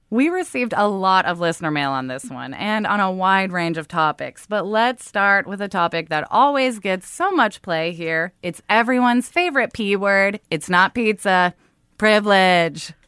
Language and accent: English; Oregon, United States; I grew up in Oregon